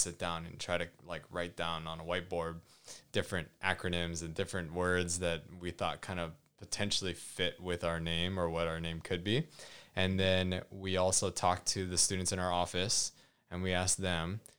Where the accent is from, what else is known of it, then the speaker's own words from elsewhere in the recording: Hawaii, United States; moved away; growing up in Hawaii